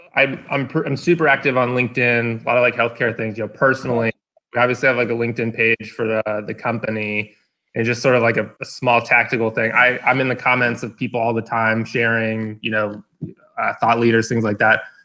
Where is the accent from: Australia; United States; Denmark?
United States; Atlanta, Georgia; I live in Atlanta, born and raised.